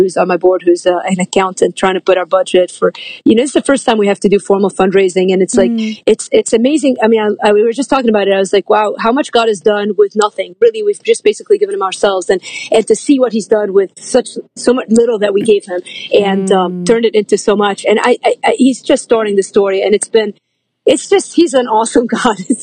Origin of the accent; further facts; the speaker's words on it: Lebanon; now in United States; I grew up Lebanese in Lebanon and the war was a civil war in Lebanon. And we left 1987 at the height of the war